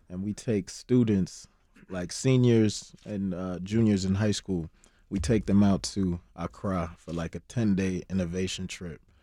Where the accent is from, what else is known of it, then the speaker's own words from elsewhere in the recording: Chicago, Illinois, United States; also born or lived in Ghana; Me being able to be born and raised in Chicago